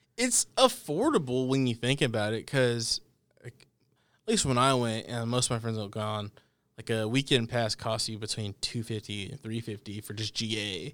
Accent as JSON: {"language": "English", "town": "Dallas", "region": "Texas", "country": "United States", "moved": "yes", "said": "I'm from the Dallas area"}